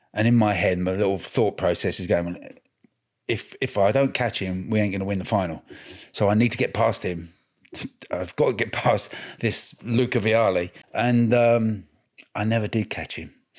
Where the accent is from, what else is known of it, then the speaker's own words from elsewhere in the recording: Cambridgeshire, East of England, United Kingdom; I grew up in Cambridgeshire